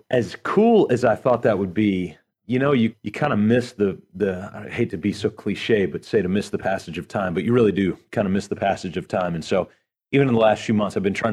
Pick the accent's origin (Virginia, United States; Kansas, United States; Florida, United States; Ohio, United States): Virginia, United States; born there; also born or lived in Charlotte / Houston / Portland / Greenville; So I was born in Virginia, moved to Charlotte, Houston, Portland, Oregon, Greenville, South Carolina